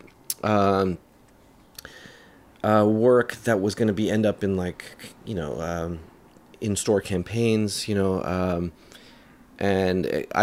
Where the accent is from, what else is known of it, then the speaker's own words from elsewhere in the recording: New York City, New York, United States; also born or lived in London / Manhattan; raised in Queens, in Jackson Heights